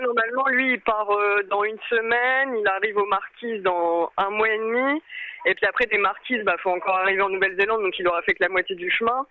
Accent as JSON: {"language": "French", "town": "Amiens", "region": "Hauts-de-France", "country": "France", "moved": "as an adult", "said": "nous, on vient de Amiens, du nord de la France, et on est parti du coup de Amiens faire le tour du monde"}